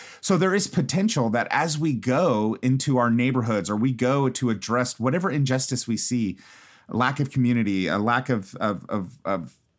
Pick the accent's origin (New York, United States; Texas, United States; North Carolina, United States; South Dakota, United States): Texas, United States; Houston; I grew up in Fifth Ward and Third Ward, Houston, predominantly black neighborhoods.